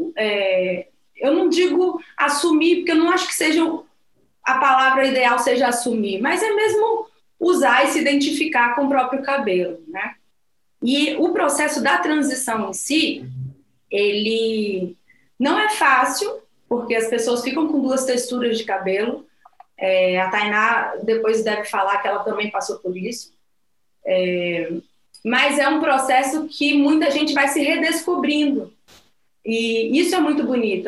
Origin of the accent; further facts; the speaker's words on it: Vitória, Espírito Santo, Brazil; moved away as an adult; also born or lived in Rio de Janeiro; now in Angola; eu nasci em Vitória, no Espírito Santo, fui para Angola há cinco anos